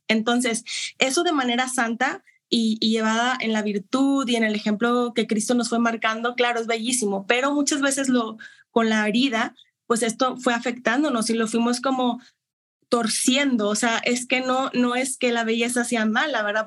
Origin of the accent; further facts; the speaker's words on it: Monterrey, Nuevo León, Mexico; Yo soy de Monterrey, Nuevo León.